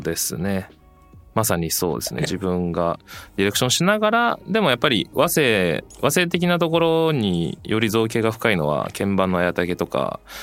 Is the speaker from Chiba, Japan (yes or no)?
no; Setagaya, Tokyo, Japan; 僕も東京なんですよ